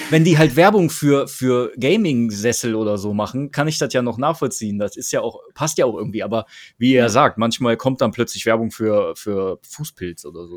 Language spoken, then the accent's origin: German; Krefeld, North Rhine-Westphalia, Germany; uns Krefeldern